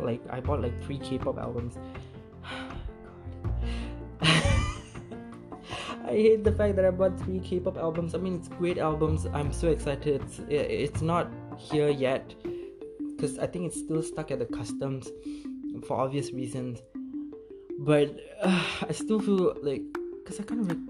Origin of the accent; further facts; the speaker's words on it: Malaysia; as Malaysian